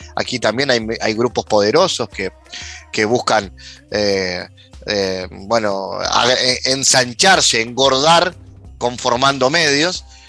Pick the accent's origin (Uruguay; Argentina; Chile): Uruguay